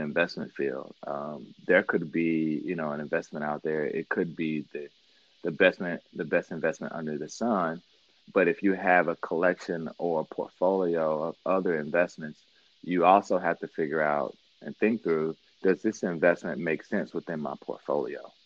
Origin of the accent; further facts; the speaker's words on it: Mississippi, United States; also born or lived in New York / Miami; now in Detroit, United States; I grew up in Mississippi, born and raised there